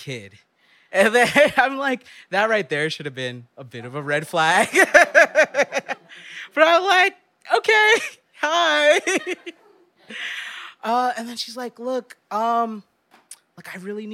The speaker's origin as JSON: {"language": "English", "town": "New York City", "region": "New York", "country": "United States", "tie": "born or raised there", "said": "I went to New York City public schools my whole life, and I grew up in Midwood."}